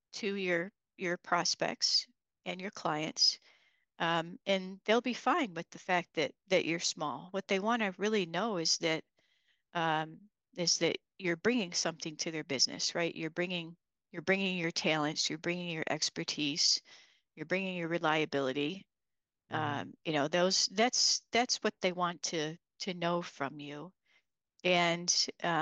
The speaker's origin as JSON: {"language": "English", "region": "Midwest", "country": "United States", "lives_now": "Michigan, United States", "said": "we're from the Midwest"}